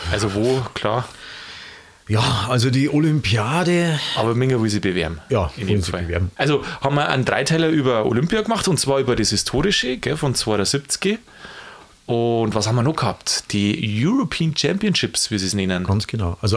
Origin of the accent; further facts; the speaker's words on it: Bavaria, Germany; weil ich komme aus der Gegend da, {S1} Sagst Landkreis {S0} Landshut, und ich sage immer Gold und Gold.